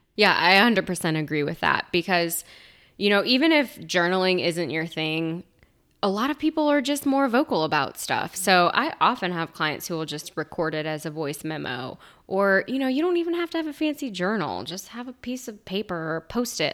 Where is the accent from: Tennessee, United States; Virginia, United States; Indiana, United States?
Virginia, United States; I am from Virginia